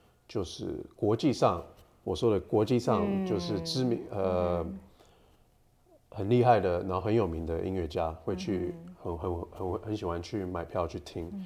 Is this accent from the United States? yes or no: yes; United States; also born or lived in Taiwan; 我是在美国长大的，